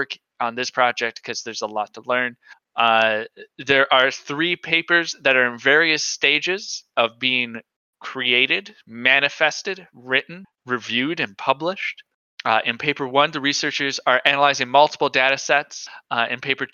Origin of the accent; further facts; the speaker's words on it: United States; I hope he makes fun of me for being an American